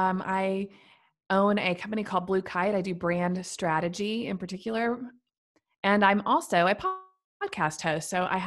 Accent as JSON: {"language": "English", "region": "Missouri", "country": "United States", "lives_now": "Nashville, United States", "said": "I've lived here for many years now, but I am originally from Central Missouri. So I moved to Nashville after college and for a job, met my now husband here. And so Nashville is now where I call home, but I'm originally a Midwestern farm girl."}